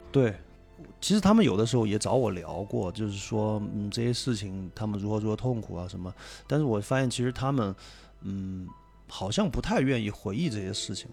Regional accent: Sichuan, China; accent: Sichuanese; 用我们四川话说

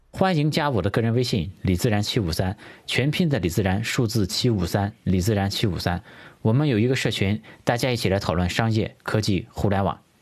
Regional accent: China; 我们中国人确实是以努力勤劳拼搏出名的

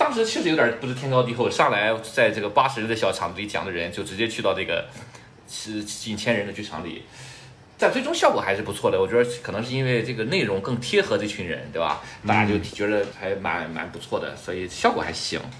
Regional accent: Canada; 那我作为一个加拿大人，脱口秀我不是擅长嘛？

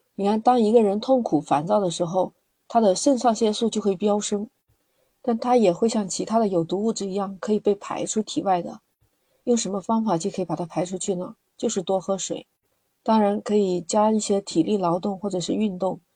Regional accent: China; 我们中国人这一点真的特别好，我们会把水烧开了喝，不像国外。

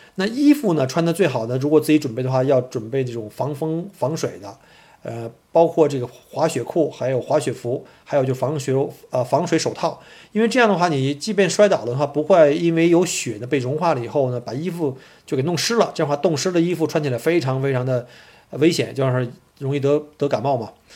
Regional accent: Beijing, China; moved away as an adult; also born or lived in Harbin, Heilongjiang; now in Melbourne, Australia; 因为我本身是从北京来的嘛

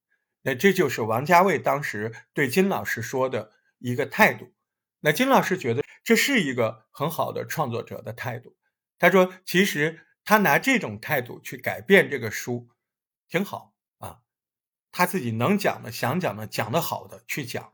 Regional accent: Hangzhou, Zhejiang, China; 我对杭州的记忆，更多的就是各种学校嘛，大学的这种老房子、新房子

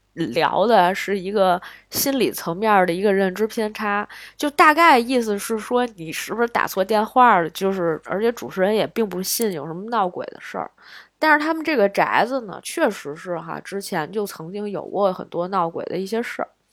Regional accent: China; 作为一个中国人

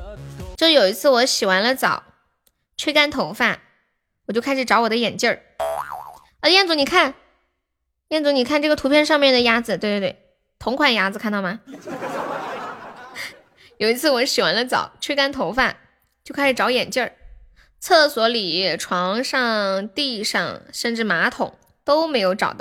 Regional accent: Guangxi, China; 我是我是广西的，广西的表妹。

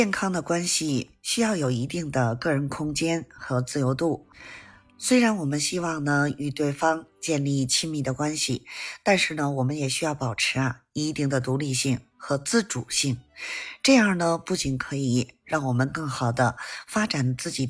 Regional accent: Beijing, China; 咱们下期节目再见

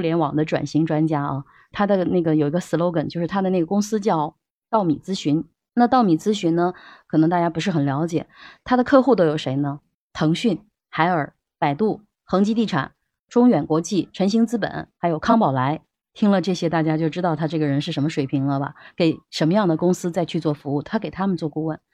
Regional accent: China; 我们中国人

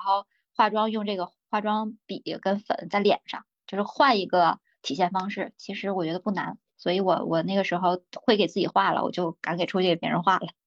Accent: Hulunbuir, Inner Mongolia, China; moved away as an adult; now in Beijing, China; 老家是内，内蒙古呼伦贝尔的。然后呢，我是一个少数民族

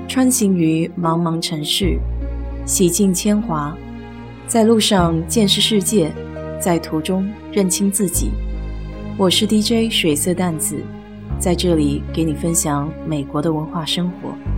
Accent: Nanjing, Jiangsu, China; now in Texas, United States; 和我家乡有点像，也算是个六朝古都吧

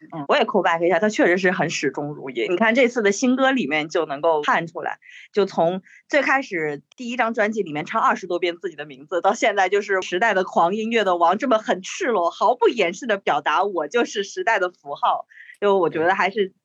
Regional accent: southern China, China; moved away as an adult; now in Beijing, China; 因为我是南方人

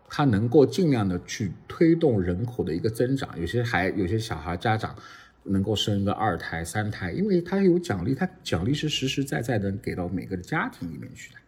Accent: Shanghai, China; moved away as an adult; now in Singapore; 我们上海人

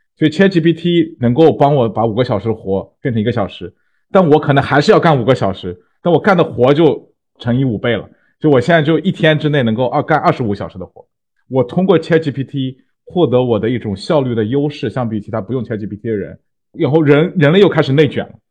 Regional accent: China; 我们中国人

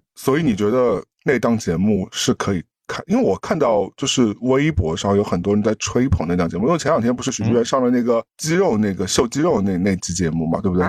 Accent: Shanghai, China; 我上嗯海人

